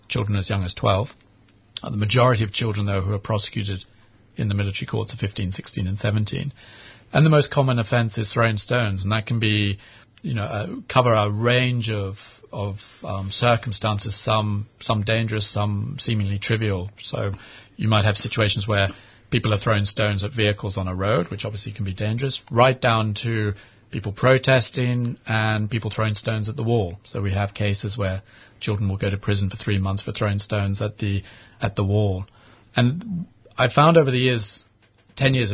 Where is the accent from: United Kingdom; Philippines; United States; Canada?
United Kingdom; England; moved away as an adult; also born or lived in Sydney / Hong Kong; now in Jerusalem; I was born in Sydney, and then my parents moved to Hong Kong, and I grew up in England